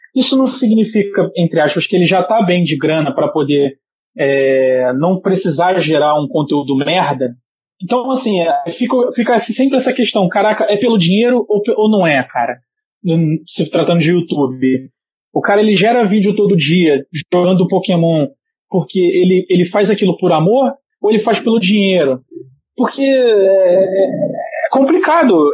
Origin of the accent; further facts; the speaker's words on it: Brazil; como brasileiro